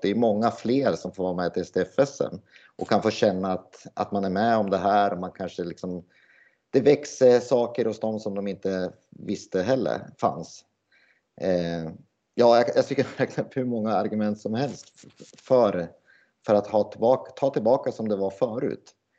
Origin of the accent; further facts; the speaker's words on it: Sundsvall, Västernorrland County, Sweden; moved away as an adult; also born or lived in Gävle / Hagfors; jag är från Sundsvall från början